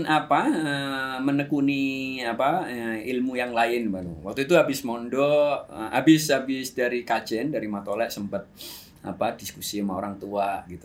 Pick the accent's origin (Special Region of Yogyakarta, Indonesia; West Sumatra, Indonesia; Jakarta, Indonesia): Special Region of Yogyakarta, Indonesia; Yogyakarta; baru saya cerita kalau saya dari Jogja, saya daftar daftar uh, YYN.